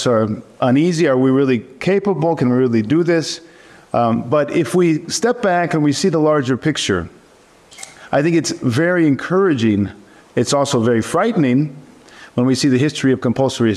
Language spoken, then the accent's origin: English; East Bay, California, United States; moved away as an adult; also born or lived in Greece; I grew up in East Bay from 10 to 19 before I went away to college